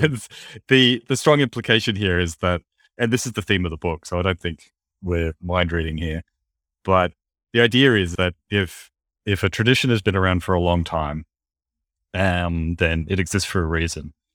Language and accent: English; Australia